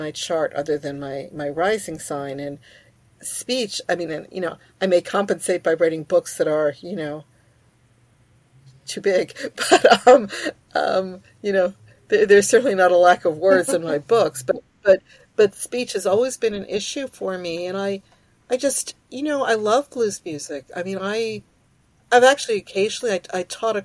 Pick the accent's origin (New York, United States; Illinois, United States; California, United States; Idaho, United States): New York, United States; New York City; English is a second language; I'm from New York City. I'm from Queens.